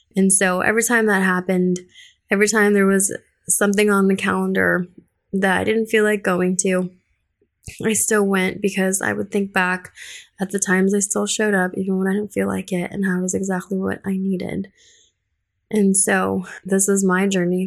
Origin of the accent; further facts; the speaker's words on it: Colorado, United States; English is a second language; moved away as an adult; also born or lived in Philippines; now in Houston, United States; I was originally born in the Philippines. My sisters and I were all born there. We moved to Colorado when I was eight and then didn't speak any English when we first moved to Colorado.